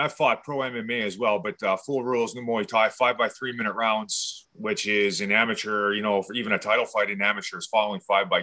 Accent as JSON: {"language": "English", "town": "Fort McMurray", "region": "Alberta", "country": "Canada", "tie": "born or raised there", "also_born_or_lived": "Edmonton, Alberta", "said": "born and raised in Fort McMurray"}